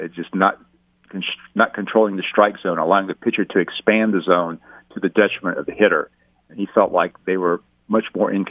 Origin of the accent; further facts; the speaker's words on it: Lafayette, Louisiana, United States; moved away; my hometown of Lafayette